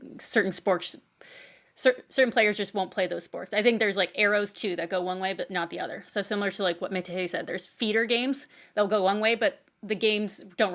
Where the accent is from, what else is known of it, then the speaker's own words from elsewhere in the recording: United States; I'm American